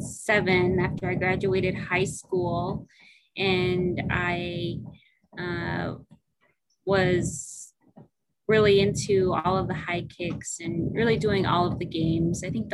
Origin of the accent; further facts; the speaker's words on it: Nome, Alaska, United States; now in Fairbanks, United States; I'm from Nome, Sitnasauk. I'm Inupiaq. And I live in Fairbanks right now.